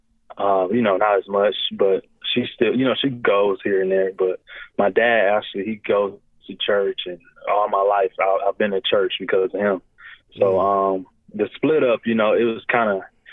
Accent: Detroit, Michigan, United States; also born or lived in Mount Clemens / Clinton Township; I was born in Detroit. Actually, my parents, they got divorced when I was 4 years old. So I was back and forth from Detroit to Mount Clemens to Clinton Township. But, you know, I grew up in both areas

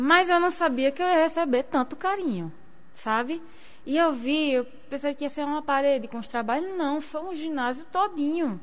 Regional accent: Rio Grande do Norte coast, Brazil; also born or lived in Seridó / Caicó / Natal; eu sou de Siridó e morei minha vida inteira no litoral

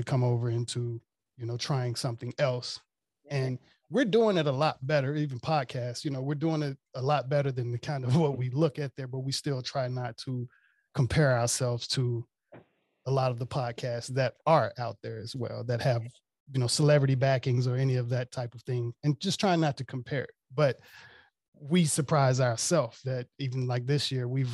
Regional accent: Mississippi, United States; also born or lived in Washington, DC / Maryland / Virginia; now in Los Angeles, United States; I'm originally from Mississippi, but I live in downtown LA.

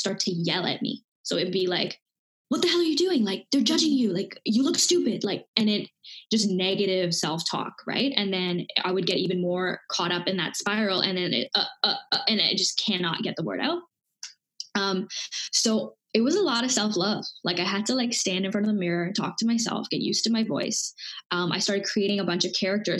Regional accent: Dubai, United Arab Emirates; also born or lived in India; I grew up in Dubai, born in India, grew up in Dubai

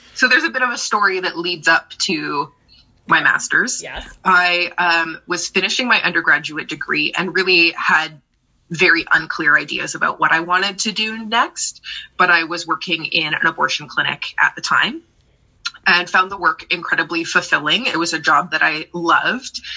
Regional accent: Brampton, Ontario, Canada; moved away as an adult; also born or lived in Toronto; now in Vancouver, Canada; I uh, grew up in southern Ontario, specifically Brampton, outside of Toronto

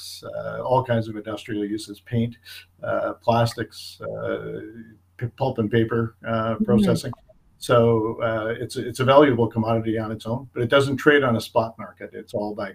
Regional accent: North Shore of Lake Superior, Northern Ontario, Canada; I grew up in Northern Ontario on the North Shore of Lake Superior, and we were a pulp mill town

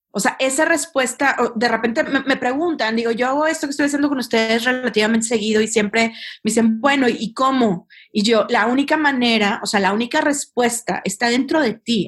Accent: Monterrey, Nuevo León, Mexico; yo, soy de Monterrey, no estoy enojada si hablo, este, y, pues crecí en, medio de estos grandes capitanes de empresa

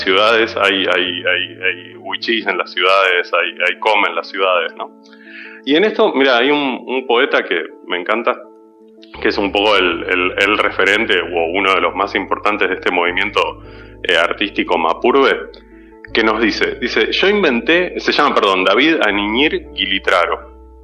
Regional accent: Buenos Aires, Argentina; como porteños

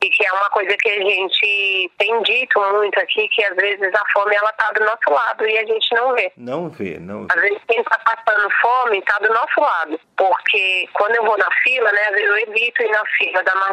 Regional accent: São Paulo, Brazil; born there; Eu nasci aqui em Paraisópolis

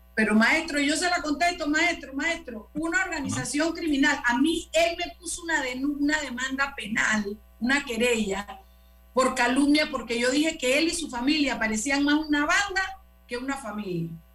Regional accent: Panama; como panameños

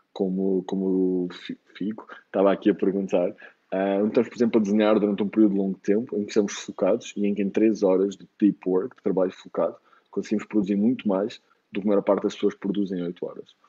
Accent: Lisbon, Portugal; moved away as an adult; also born or lived in Germany / Bali; sou de Lisboa

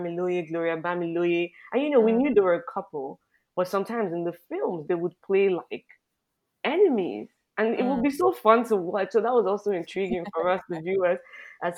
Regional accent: Nigeria; as a Nigerian

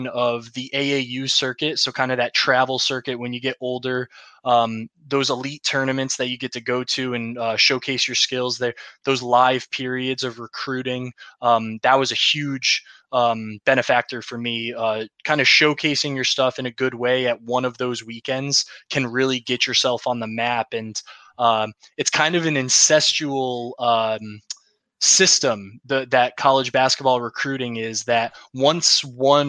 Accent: Clifton Park, New York, United States; I grew up in Clifton Park, New York, about 20 minutes north of Albany

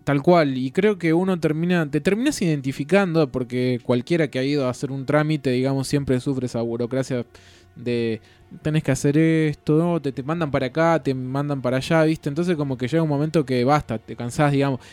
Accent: Buenos Aires, Argentina; yo también soy de Buenos Aires

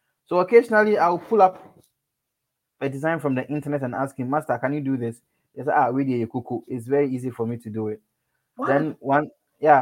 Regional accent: Kumasi, Ashanti, Ghana; I grew up in Kumasi, so I am very Ghanaian

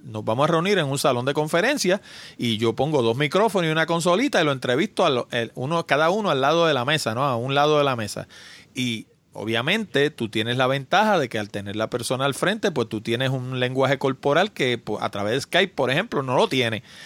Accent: New York, United States; yo nací en Nueva York, yo hablo un inglés como un americano y hablo español también.

